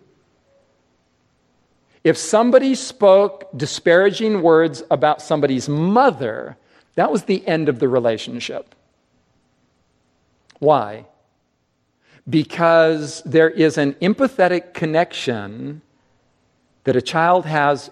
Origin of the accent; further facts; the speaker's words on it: United States; We as English-speaking Americans